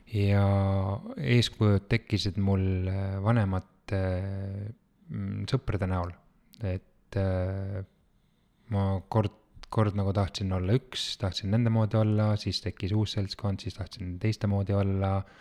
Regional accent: Tallinn, Harju County, Estonia; ma olen pärit äh, Tallinnast

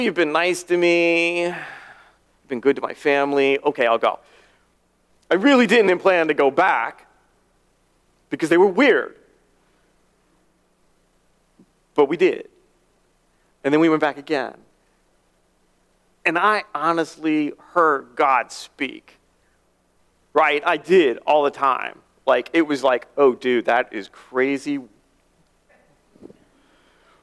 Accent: near Aberdeen Proving Ground, Maryland, United States; moved away as an adult; near my hometown at Aberdeen Proving Ground.

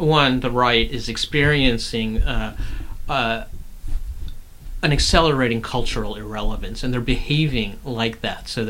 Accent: the South, United States; I grew up in the South

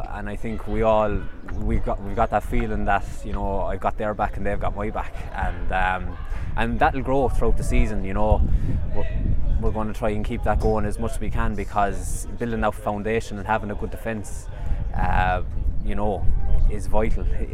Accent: Limerick, Munster, Ireland; my hometown in Limerick

